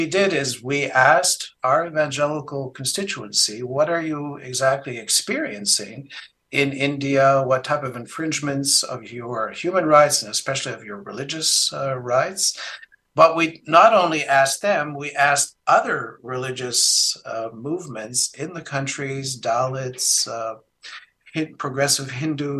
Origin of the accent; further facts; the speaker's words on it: Canada; moved away as an adult; now in Germany; When I was living in Canada, I'm originally a Canadian